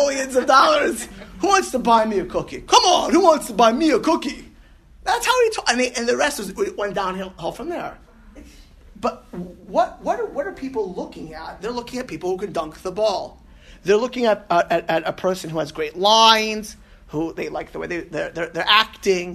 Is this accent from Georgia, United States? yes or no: no; Miami Beach, Florida, United States; also born or lived in New York; I grew up in Miami Beach. I was born in New York. I was moving when I was two